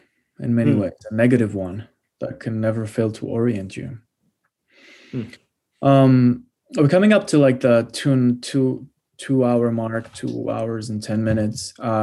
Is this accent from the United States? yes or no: no; Portugal; I'm Portuguese